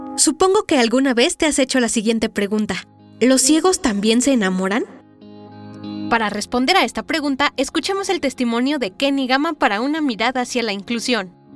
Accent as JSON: {"language": "Spanish", "country": "Mexico"}